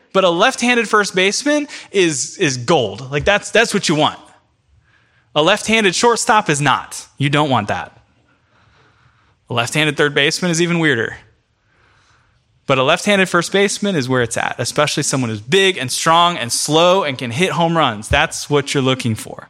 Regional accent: Central Florida, United States; now in New York, United States; I'm from Central Florida

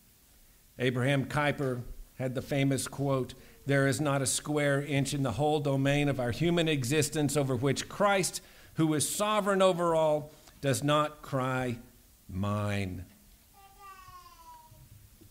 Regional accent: United States

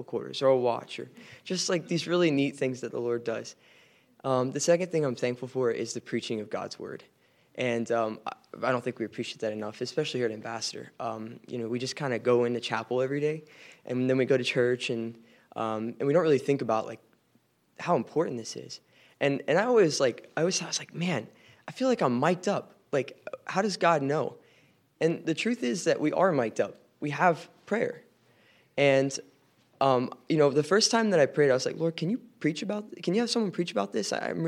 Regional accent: Leesburg, Virginia, United States; I'm a sophomore from Leesburg, Virginia.

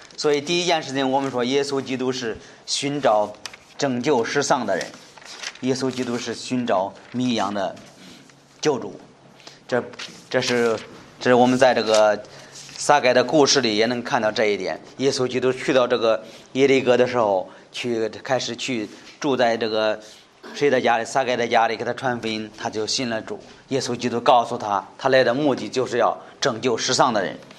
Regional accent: China; 在我们中国人说是汉奸，是人非常讨厌、非常不接受的人

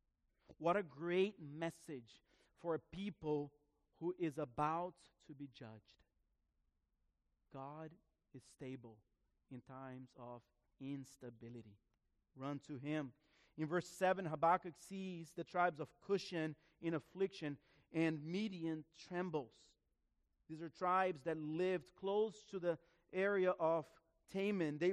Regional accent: Florida, United States; also born or lived in Broward County, Florida; we're from Florida, right? So we don't have mountains

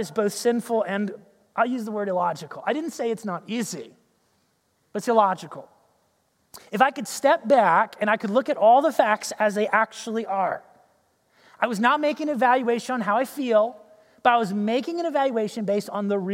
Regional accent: United States

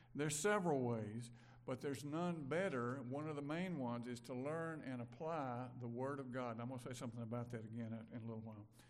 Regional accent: Brandon, Mississippi, United States; I grew up in Brandon, Mississippi

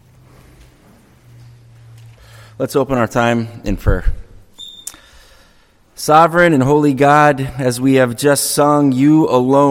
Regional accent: Franklin, New Hampshire, United States; I grew up on Webster Lake. It's a little freshwater lake in West Franklin

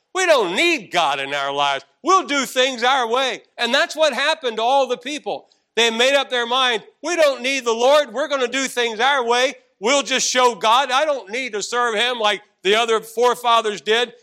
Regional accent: Arlington, Virginia, United States; also born or lived in Washington, D.C.; we came back into Arlington, Virginia

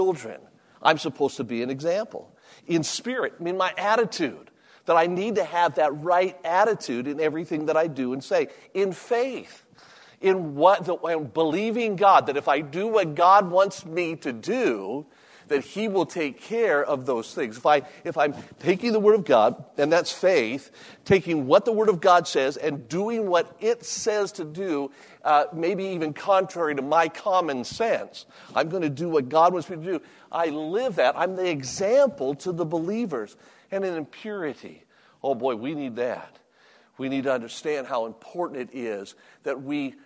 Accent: Las Vegas, Nevada, United States; also born or lived in Virginia; I was born and raised in Las Vegas

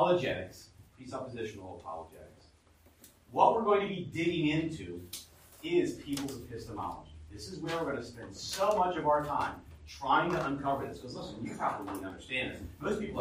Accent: United States; we as American humans

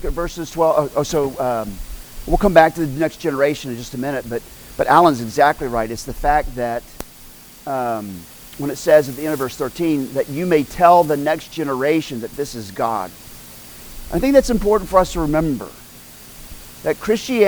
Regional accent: Oklahoma, United States; I grew up in Oklahoma

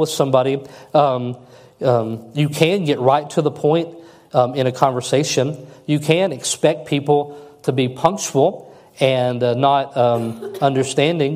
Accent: United States; as an American. I was taught all the way through public school system that we are the best nation in the world

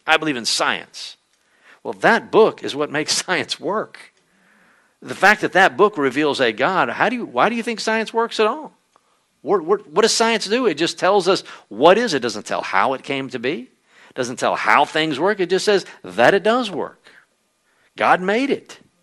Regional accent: Conroe, Texas, United States; the church where I grew up in Conroe

